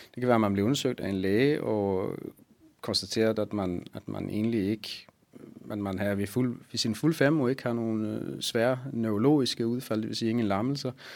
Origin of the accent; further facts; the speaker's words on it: Sweden; Danish is a second language; now in Copenhagen, Denmark; Jeg er svensker